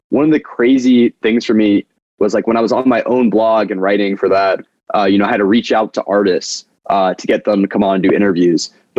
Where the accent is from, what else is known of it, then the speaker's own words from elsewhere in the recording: United States; And I was like, I'm from America.